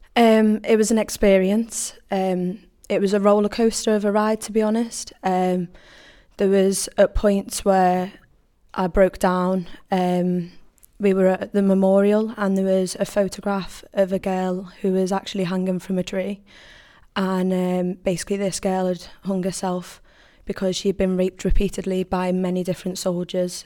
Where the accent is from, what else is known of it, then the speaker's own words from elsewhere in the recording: Liverpool, North West England, United Kingdom; moved away as an adult; now in Stoke-on-Trent, United Kingdom; I'm from Liverpool and I moved to Stoke four years ago to complete my fine art degree at Stafford University